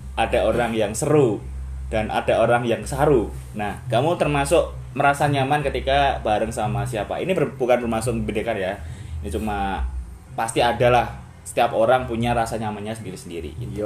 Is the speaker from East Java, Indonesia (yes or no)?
no; Surakarta, Central Java, Indonesia; asalku daerah Solo